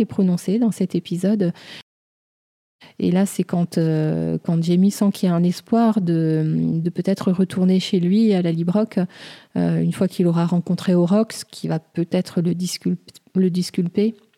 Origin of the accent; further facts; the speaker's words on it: France; chez nous en France